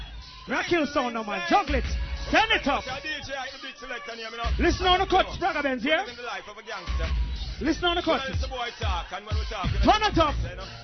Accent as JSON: {"language": "English", "country": "Jamaica", "said": "I'm here to tell you, we come from Jamaica. You see, before I move to a place called Grandspan, we come from a place called Annatown, North Street."}